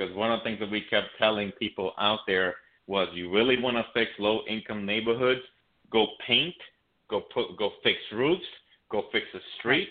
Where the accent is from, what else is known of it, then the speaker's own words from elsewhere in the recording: New York City, New York, United States; now in Florida, United States; I grew up in Brooklyn, New York.